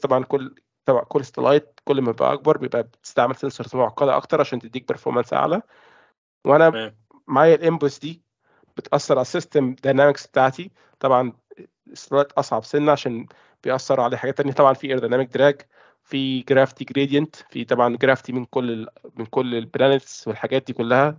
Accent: Egypt; moved away as an adult; now in United Kingdom; أنا مصري

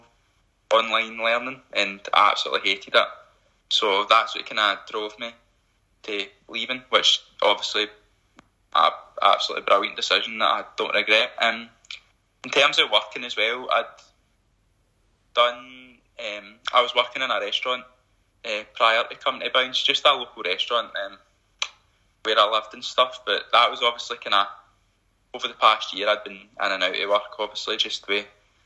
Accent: Motherwell, Scotland, United Kingdom; I'm originally from Motherwell anyway

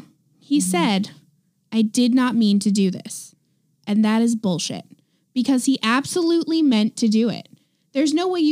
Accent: Oregon, United States; now in California, United States; I was born in Oregon.

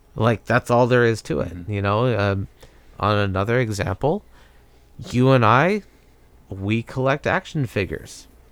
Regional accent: United States; growing up in America

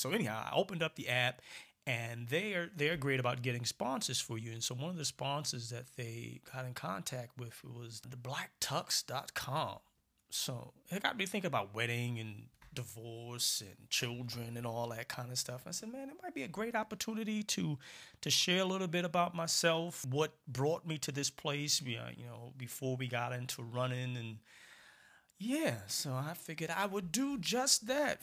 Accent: New York City, New York, United States; also born or lived in Barbados; I grew up in Brooklyn, for those of you who don't know. Born in Barbados, came to Brooklyn when I was, like, three years

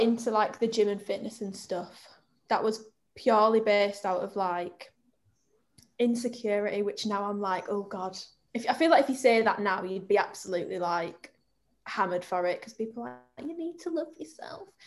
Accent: Bradford, Yorkshire and the Humber, United Kingdom; I'm from Bradford.

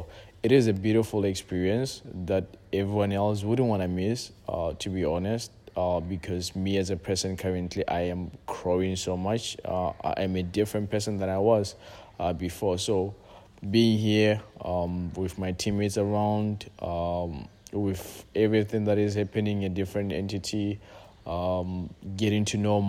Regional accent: Lesotho; also born or lived in Algeria; now in Tanzania; But yes, I'm originally from Lesotho, and the funny part of it is, like, since I came to Tanzania, like, every single time everyone asks me, like, where are you from?

